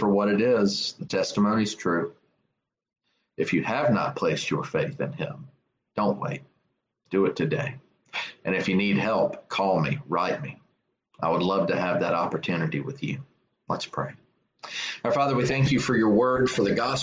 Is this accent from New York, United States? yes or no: no; South Carolina, United States; I'm from South Carolina